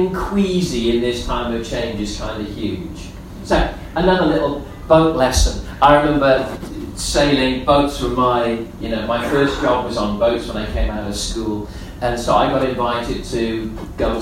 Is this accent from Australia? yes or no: no; Gibraltar; moved away; I grew up in Gibraltar